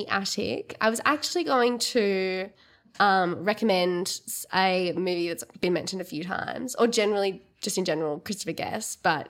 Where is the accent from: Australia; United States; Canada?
Australia; Yeah, recently. And also being Australian.